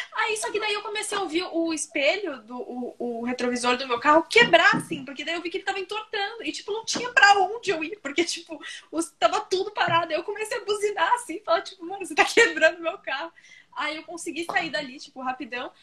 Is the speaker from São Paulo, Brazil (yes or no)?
yes; São Paulo, Brazil; accent: paulistano; also born or lived in Florianópolis; a gente é de São Paulo, então a gente fala assim